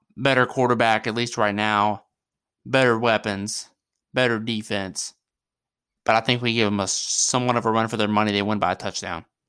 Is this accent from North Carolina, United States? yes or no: yes; Mooresville, North Carolina, United States; I am originally from Mooresville, North Carolina